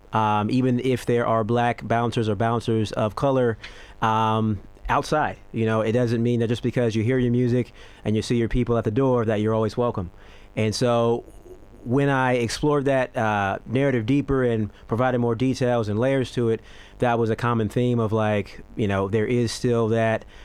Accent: United States; moved away as an adult; now in Australia; I'm American

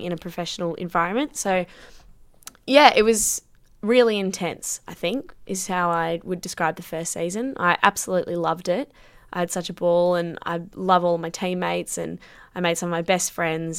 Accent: Sydney, New South Wales, Australia; I'm from Sydney, so I've been playing Sydney football for a long time

